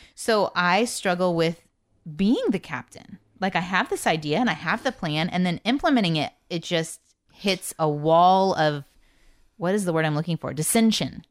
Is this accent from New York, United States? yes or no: no; Indiana, United States; now in Texas, United States; I'm from Indiana